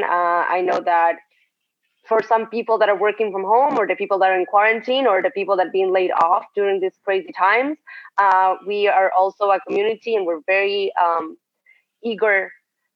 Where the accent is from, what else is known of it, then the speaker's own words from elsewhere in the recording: Argentina; now in Israel; I'm also from Argentina, and I work at Waze as a project manager